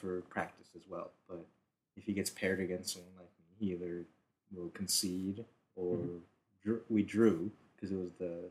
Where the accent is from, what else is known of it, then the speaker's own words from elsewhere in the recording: Davis, California, United States; in my hometown of Davis